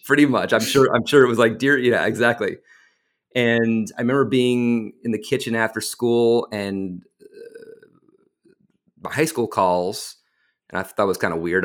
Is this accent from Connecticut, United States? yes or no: yes; Westport, Connecticut, United States; moved away as an adult; I'm from Westport, Connecticut.